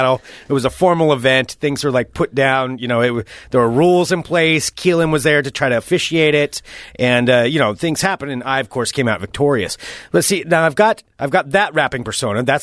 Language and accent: English; Independence, United States; I grew up in Independence. You know, I grew up on a gravel road